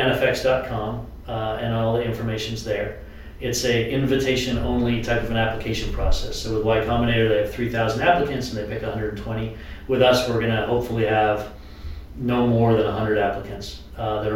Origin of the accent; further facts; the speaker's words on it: New Hampshire, United States; I come from New Hampshire